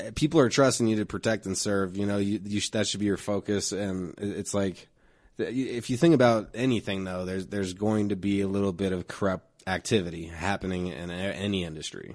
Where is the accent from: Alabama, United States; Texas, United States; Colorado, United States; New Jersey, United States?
Colorado, United States; Denver; I grew up in this neighborhood, Park Hill